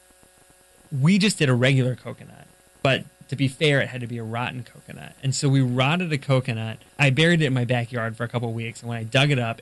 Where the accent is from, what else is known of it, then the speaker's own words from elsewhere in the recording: Florida, United States; I was from Florida, so we were based out of Tallahassee, Florida